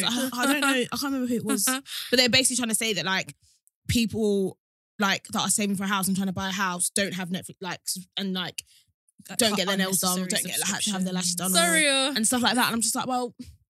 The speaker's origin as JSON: {"language": "English", "area": "Kent", "region": "South East England", "country": "United Kingdom", "tie": "born or raised there", "said": "we grew up in Kent"}